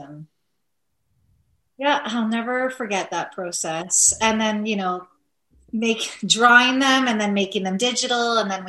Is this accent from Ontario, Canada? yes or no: yes; Thunder Bay, Ontario, Canada; Yep, born and raised.